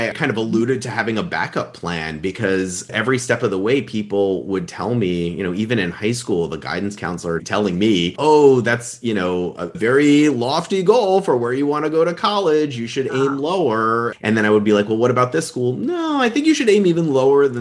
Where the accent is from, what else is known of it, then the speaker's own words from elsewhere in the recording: New York, United States; I was born and raised in New York, did a college and medical school there.